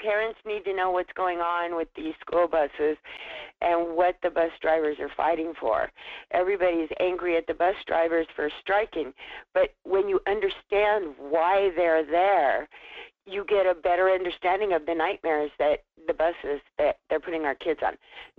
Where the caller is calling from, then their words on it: Wasilla, Alaska, United States; calling from Wissola.